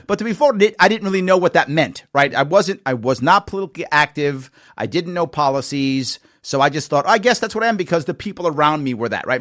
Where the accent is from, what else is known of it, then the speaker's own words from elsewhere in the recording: New York City, New York, United States; also born or lived in Long Island, New York / Queens, New York; I was raised in the Bronx. But as a teenager, I was on Long Island